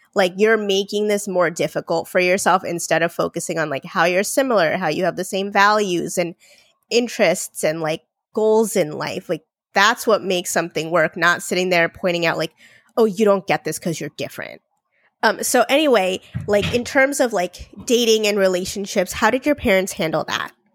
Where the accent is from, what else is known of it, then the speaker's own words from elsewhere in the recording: India; I'm Indian. I was born in India.